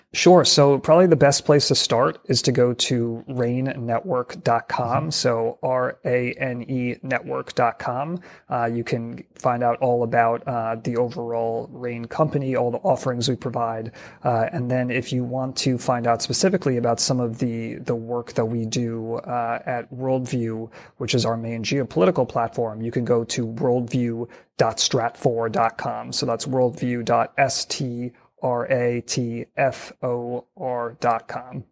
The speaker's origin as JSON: {"language": "English", "region": "New York", "country": "United States", "tie": "born or raised there", "said": "my home state of New York"}